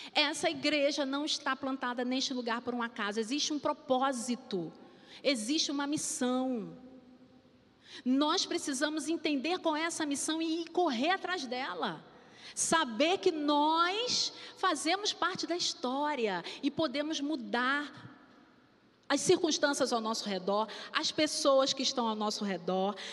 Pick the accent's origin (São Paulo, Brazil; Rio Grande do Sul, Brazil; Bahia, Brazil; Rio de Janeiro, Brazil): Rio de Janeiro, Brazil; eu fui criada no subúrbio, né? Ali em Vigário